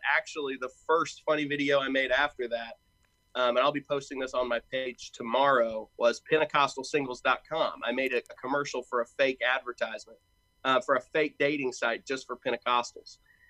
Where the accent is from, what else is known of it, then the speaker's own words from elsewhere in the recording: Knoxville, Tennessee, United States; moved away as an adult; now in Louisville, United States; I'm technically from Knoxville, Tennessee. That's where I grew up.